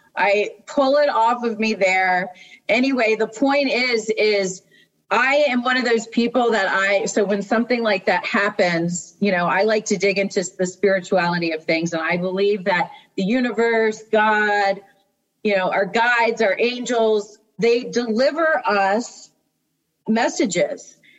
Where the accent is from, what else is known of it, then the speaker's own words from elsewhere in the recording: Maryland, United States; I'm from the East Coast, from Maryland.